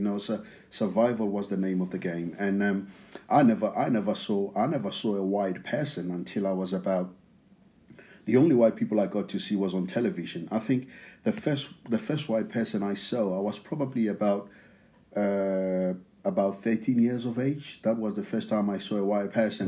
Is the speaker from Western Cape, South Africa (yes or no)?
no; outskirts of Pretoria, Gauteng, South Africa; English is a second language; now in England; I grew up in South Africa. Now, the place that I grew up in, it's uh, it's in Pretoria, but it's not actually Pretoria. It's it's on the outskirts of Pretoria.